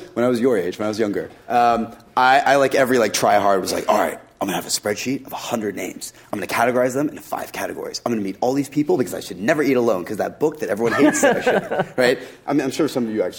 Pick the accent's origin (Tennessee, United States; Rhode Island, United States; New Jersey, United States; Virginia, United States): Tennessee, United States; I was born and raised in Tennessee